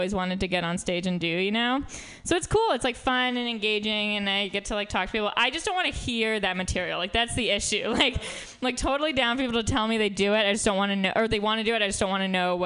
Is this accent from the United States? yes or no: yes; New York City, New York, United States; moved away; So I am from New York. I went to like an all-girls school in Manhattan, like a Catholic all-girls school